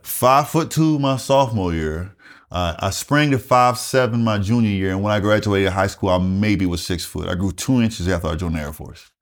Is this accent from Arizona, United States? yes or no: no; Wagener, South Carolina, United States; moved away as an adult; also born or lived in Columbia, South Carolina; I grew up in rural South Carolina, a small town called Wagoner, South Carolina.